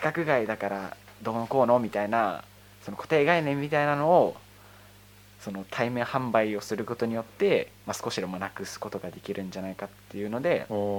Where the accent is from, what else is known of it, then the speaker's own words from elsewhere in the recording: Hokkaido, Japan; その北海道出身北海道育ちだったので